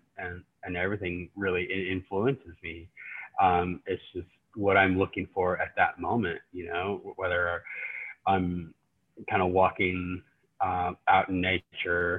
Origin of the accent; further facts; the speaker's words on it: New Mexico, United States; now in Norman, United States; I am Navajo, and I grew up in New Mexico, and I currently am residing in Norman, Oklahoma